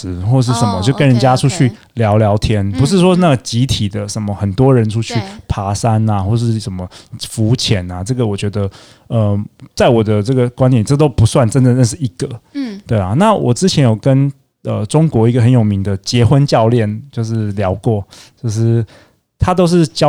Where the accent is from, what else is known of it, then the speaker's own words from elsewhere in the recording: Taiwan; 对，因为大部分的人其实我们台湾人其实我都就比较